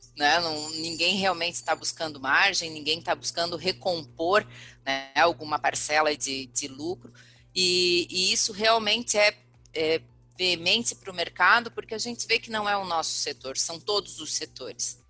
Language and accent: Portuguese; Brazil; nós somos brasileiros